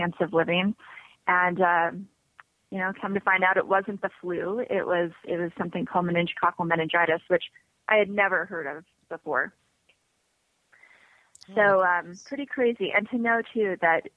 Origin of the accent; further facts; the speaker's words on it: Las Vegas, Nevada, United States; also born or lived in Salt Lake City, Utah; I grew up in Las Vegas